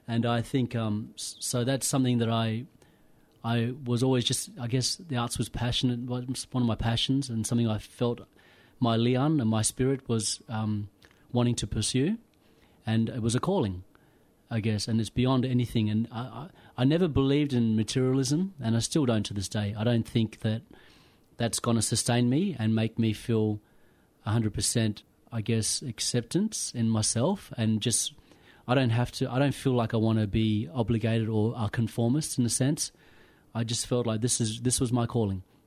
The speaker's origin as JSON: {"language": "English", "area": "Pilbara", "region": "Western Australia", "country": "Australia", "tie": "born or raised there", "also_born_or_lived": "Kimberley, Western Australia", "moved": "as an adult", "lives_now": "Melbourne, Australia", "said": "I was brought up in the Pilbara, but I, my roots come from the Kimberleys."}